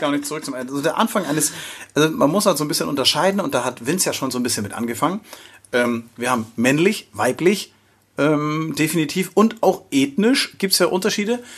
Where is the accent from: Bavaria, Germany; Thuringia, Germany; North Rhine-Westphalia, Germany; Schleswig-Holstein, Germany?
Schleswig-Holstein, Germany; accent: leichter nordischer Slang; leichte nordische Slang bei mir und bei Sonja